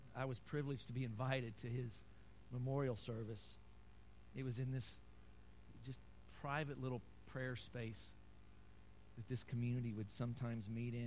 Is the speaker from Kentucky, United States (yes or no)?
yes; Kentucky, United States; I'm from Kentucky